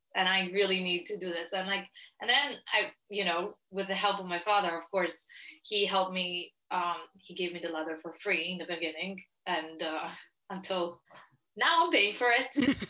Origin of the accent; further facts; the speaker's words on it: Italy; moved away; growing up in Italy, um, I mean, it's very different because very different for me than for other people, just because I'm Jewish and Orthodox.